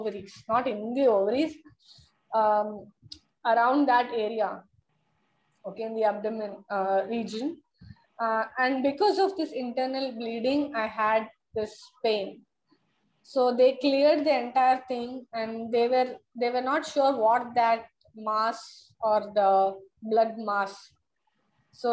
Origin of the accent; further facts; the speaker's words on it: Chennai, Tamil Nadu, India; I hail from Chennai